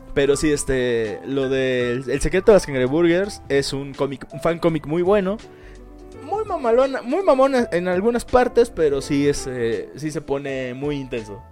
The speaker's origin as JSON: {"language": "Spanish", "country": "Mexico", "said": "en mi pueblo"}